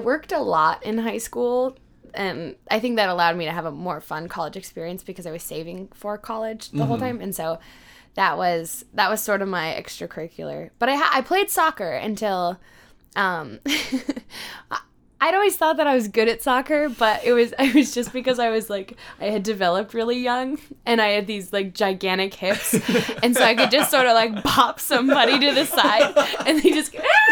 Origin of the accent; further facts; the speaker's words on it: Lake Tapps, Washington, United States; also born or lived in Auburn, Washington; I'm from Lake Taps, Washington, which is just a little over 2 hours south of here, and is a weird, freakish place